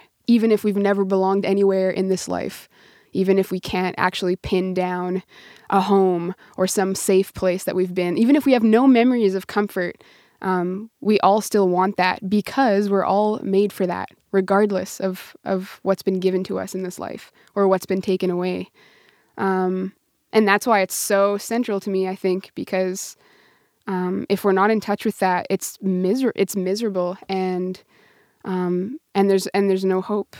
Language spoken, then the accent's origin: English; Prince Albert, Saskatchewan, Canada; I grew up in near Prince Albert, Saskatchewan.